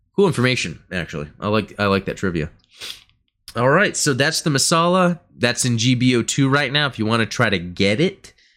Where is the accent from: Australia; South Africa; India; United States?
United States; Growing up in America